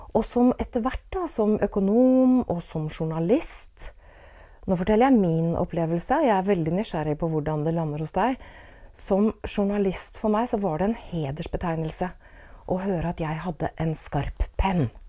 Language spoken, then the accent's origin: Norwegian; Åsgårdstrand, Vestfold, Norway; da jeg vokste opp i Åsgårdstrand på 1970-tallet